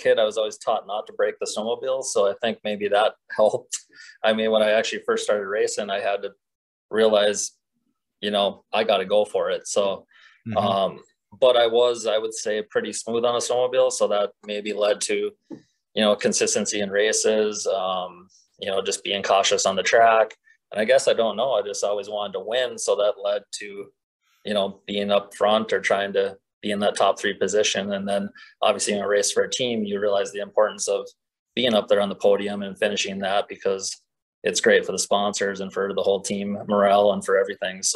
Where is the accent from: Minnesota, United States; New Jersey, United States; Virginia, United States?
Minnesota, United States; born or raised there